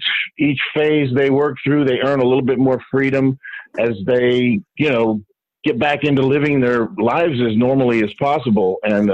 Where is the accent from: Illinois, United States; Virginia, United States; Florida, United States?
Florida, United States; Miami; was at a convention in my hometown in Miami, actually in Miami Beach.